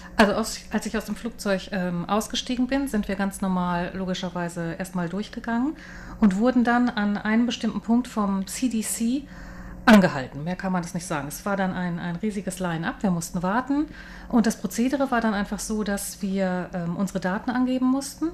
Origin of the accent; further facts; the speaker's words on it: Hamburg, Germany; moved away as an adult; now in Taipei, Taiwan; Also ich komme eigentlich aus Hamburg oder lebe